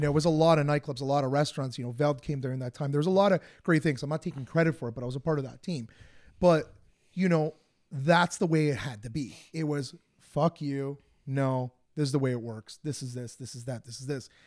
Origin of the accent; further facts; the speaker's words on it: Woodbridge, Ontario, Canada; I'm from Woodbridge